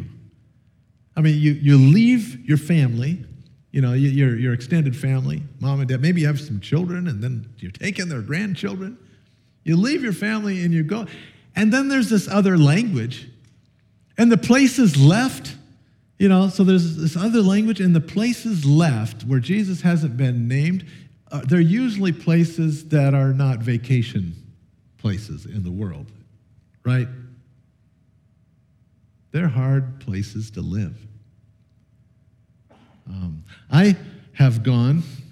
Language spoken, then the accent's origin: English; Sheridan, Oregon, United States; I grew up in Sheridan, Oregon.